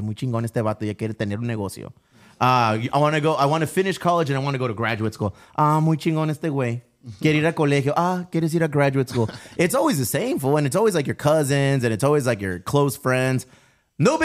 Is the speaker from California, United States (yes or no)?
yes; Chula Vista, California, United States; I'm Mexican. I'm from Chula Vista